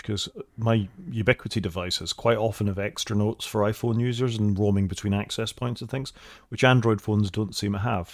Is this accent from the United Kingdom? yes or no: yes; United Kingdom; we're both Brits